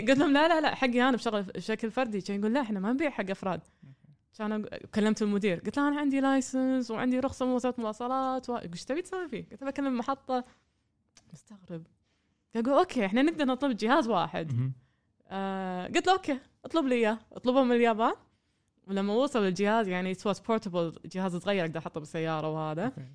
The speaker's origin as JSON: {"language": "Arabic", "country": "Kuwait", "also_born_or_lived": "Germany", "said": "من الكويت"}